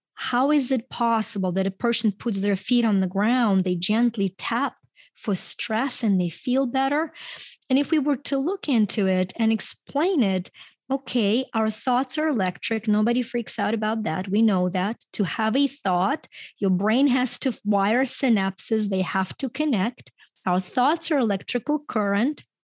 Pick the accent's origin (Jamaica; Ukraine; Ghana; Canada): Ukraine; first language Ukrainian and Russian; English is a second language; moved away as an adult; now in United States; I grew up in Ukraine, and, um, when I came to the U S, uh, I was in my twenties